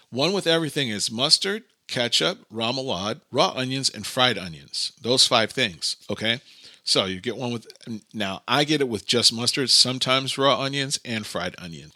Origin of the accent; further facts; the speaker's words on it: New York City, New York, United States; moved away as an adult; now in Iceland; I grew up in Brooklyn